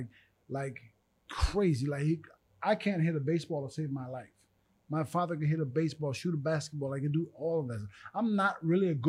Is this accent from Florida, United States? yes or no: no; Long Beach, California, United States; I moved to Long Beach when I was like 3